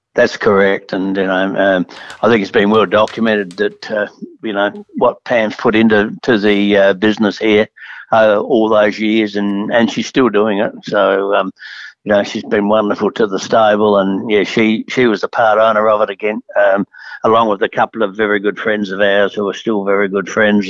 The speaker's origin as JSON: {"language": "English", "town": "Adelaide", "region": "South Australia", "country": "Australia", "tie": "born or raised there", "said": "John and I have been friends for a long, long time because we grew up in Adelaide together"}